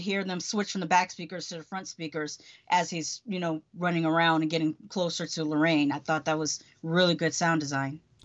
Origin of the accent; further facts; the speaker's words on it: Connecticut, United States; now in Orlando, United States; I grew up in Connecticut in the eighties